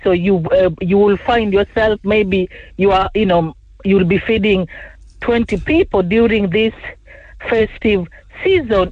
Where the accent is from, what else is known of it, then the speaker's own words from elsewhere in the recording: Kenya; moved away; also born or lived in England; I was born in Kenya